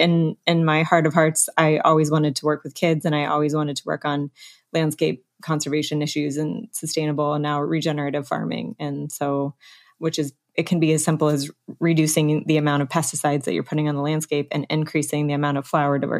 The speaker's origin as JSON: {"language": "English", "region": "Alaska", "country": "United States", "tie": "born or raised there", "moved": "yes", "said": "I grew up partly in Alaska"}